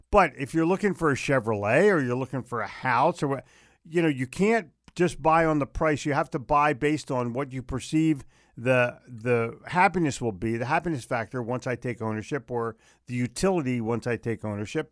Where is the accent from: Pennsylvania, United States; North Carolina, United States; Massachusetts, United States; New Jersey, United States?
Pennsylvania, United States; Philadelphia; moved away; I grew up in Philly